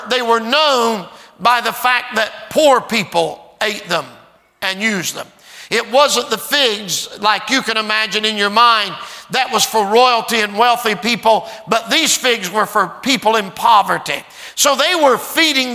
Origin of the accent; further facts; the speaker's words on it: Portsmouth, Ohio, United States; I'm from Ohio.